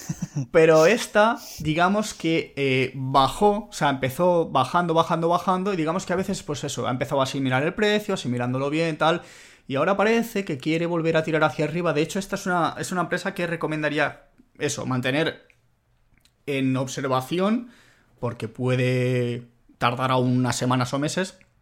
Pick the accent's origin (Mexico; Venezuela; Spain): Spain; also born or lived in Italy; siendo español que ha vivido en Italia